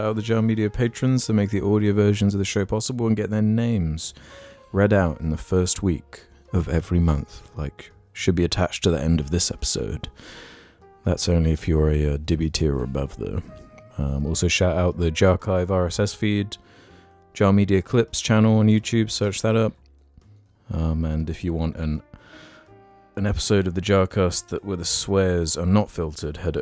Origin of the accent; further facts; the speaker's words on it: United Kingdom; as British people